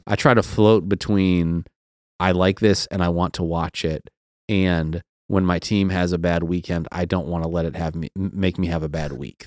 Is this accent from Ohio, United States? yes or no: yes; outside of Cleveland, Ohio, United States; moved away as an adult; also born or lived in Seattle; I grew up outside of Cleveland